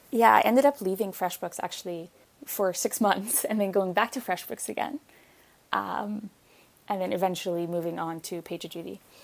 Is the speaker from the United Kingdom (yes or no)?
no; Egypt; moved away as an adult; also born or lived in Ontario, Canada; now in Canada; I didn't grow up here. I grew up in Egypt